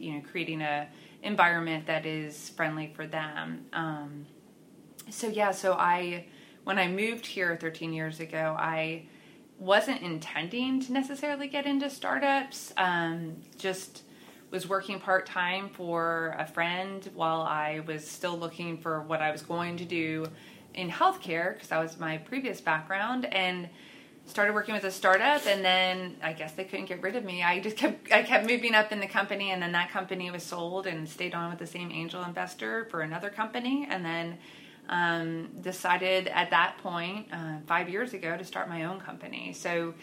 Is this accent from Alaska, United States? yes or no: no; Pennsylvania, United States; moved away as an adult; now in Oklahoma City, United States; I am originally from Pennsylvania and then moved here to Oklahoma City 13 years ago